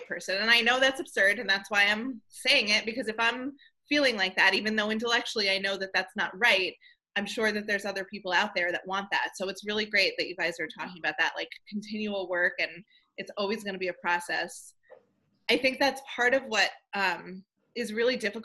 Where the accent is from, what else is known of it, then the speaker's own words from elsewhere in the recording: Levittown, New York, United States; I grew up in Levittown, New York